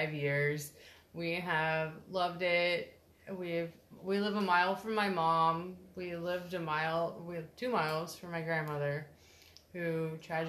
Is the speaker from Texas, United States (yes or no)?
yes; Texas, United States; also born or lived in Groton, Connecticut; We are from Texas